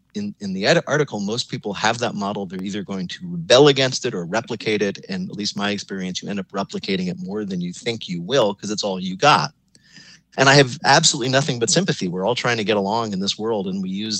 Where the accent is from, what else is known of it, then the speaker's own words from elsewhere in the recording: suburban New Jersey, United States; moved away; I grew up in suburban New Jersey